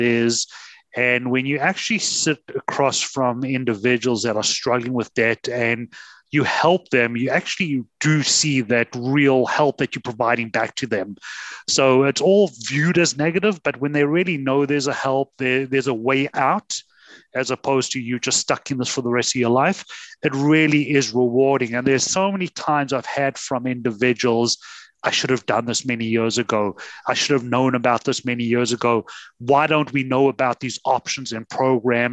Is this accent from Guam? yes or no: no; South Africa; moved away as an adult; now in Canada; So I'm originally from South Africa, came to Canada 23 winters ago